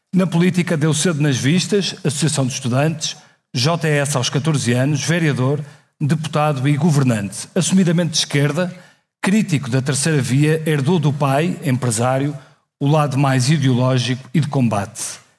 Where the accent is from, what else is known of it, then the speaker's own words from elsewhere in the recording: Porto, Norte, Portugal; nasci no Porto em 1976